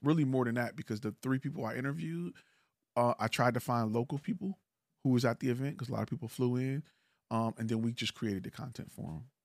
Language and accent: English; Detroit, Michigan, United States; I'm from Detroit